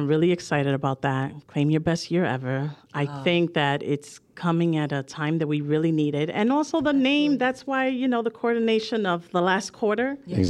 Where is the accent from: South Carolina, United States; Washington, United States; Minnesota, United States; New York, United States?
New York, United States; New York City; I'm from the Bronx. So I'm proud of that.